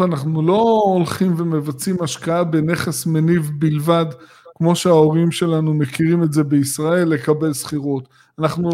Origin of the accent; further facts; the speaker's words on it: Gush Dan, Tel Aviv District, Israel; אנחנו גדלנו בגוש דן